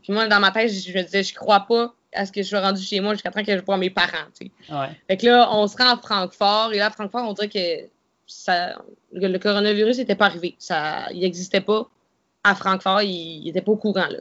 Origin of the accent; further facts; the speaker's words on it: Canada; je suis une Canadienne